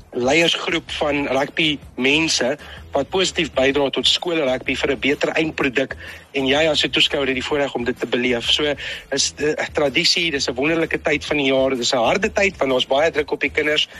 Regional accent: Newcastle, KwaZulu-Natal, South Africa; Ek ek kom van Newcastle af, van Noord-KwaZulu-Natal.

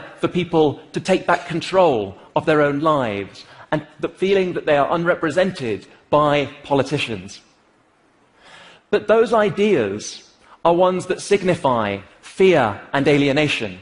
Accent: United Kingdom; I am British

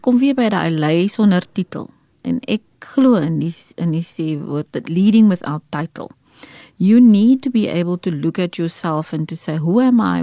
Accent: Port Elizabeth, Eastern Cape, South Africa; moved away; Ek is oorspronklik van die Oos-Kaap. Um, ek het in Port Elizabeth groot geword.

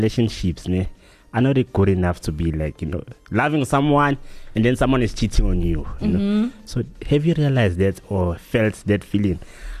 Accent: KwaZulu-Natal, South Africa

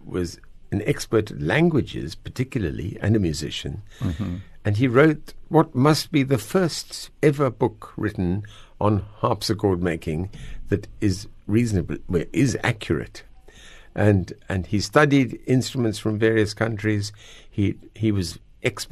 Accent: Natal South Coast, KwaZulu-Natal, South Africa; moved away as an adult; also born or lived in Pretoria / England / Cape Town; now in Noordhoek, South Africa; We lived in Natal, South Coast, Yvongo Beach

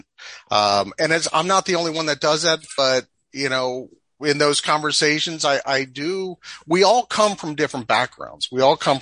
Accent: Washington, District of Columbia, United States; moved away as an adult; now in North Idaho, United States; I grew up in the Washington DC area, in the metro area, as a suburbanite.

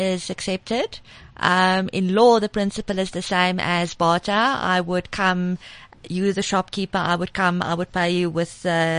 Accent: Pretoria, Gauteng, South Africa; I'm from Pretoria, born and bred.

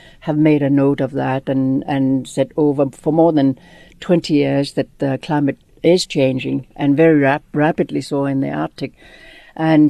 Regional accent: Greenland; I was born in Greenland, where my family was in a very, very teeny little town, no more than 20 houses. And like many other peoples in the north, we were relocated. So I grew up in a bigger town

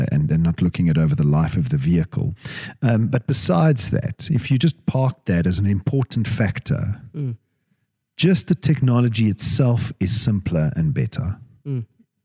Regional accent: Cape Town, Western Cape, South Africa; I grew up in Cape Town

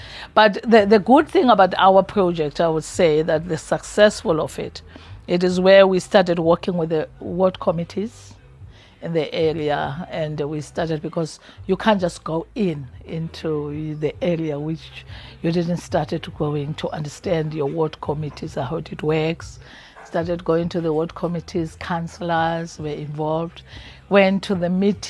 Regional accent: Free State, South Africa; I'm coming from Free State. I would see the mountains is full of beautiful flowers

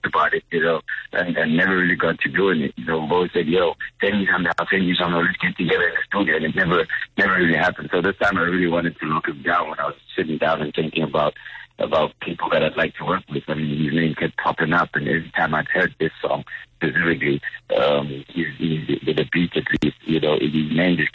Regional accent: Katlehong, Gauteng, South Africa; I'm from Katlehong

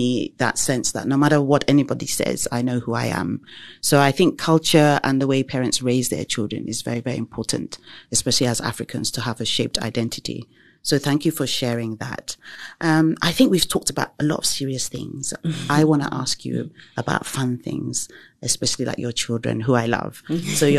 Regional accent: England, United Kingdom; But in terms of growing up in England, however, we were considered as black minorities.

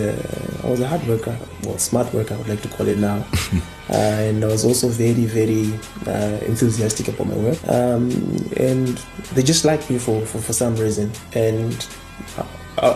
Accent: Zimbabwe

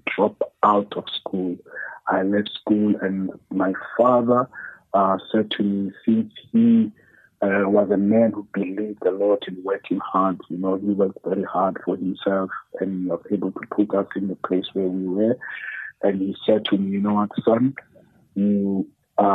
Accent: Cape Town, Western Cape, South Africa; I grew up in Khayelitsha, with my mother

